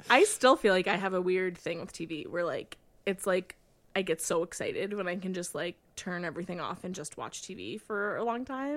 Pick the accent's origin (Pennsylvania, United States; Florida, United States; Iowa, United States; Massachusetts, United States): Iowa, United States; born or raised there